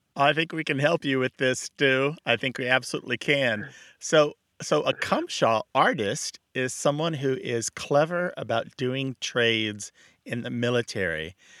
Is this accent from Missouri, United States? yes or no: yes; Missouri, United States; moved away; I am from Missouri, and I did leave it